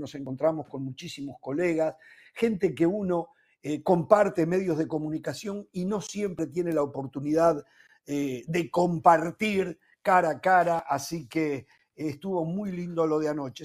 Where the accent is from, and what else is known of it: Uruguay